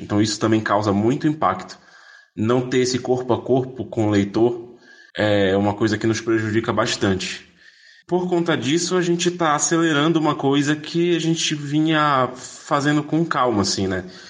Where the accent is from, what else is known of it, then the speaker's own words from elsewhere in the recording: Belém, Pará, Brazil; moved away as an adult; now in São Paulo, Brazil; eu sou de Belém do Pará, mas eu moro em São Paulo há 10 anos